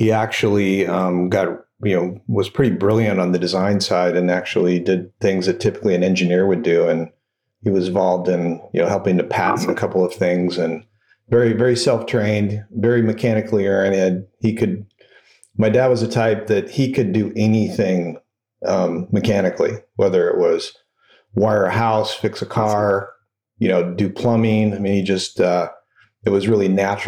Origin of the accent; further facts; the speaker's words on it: Phoenix, Arizona, United States; I grew up in Phoenix, Arizona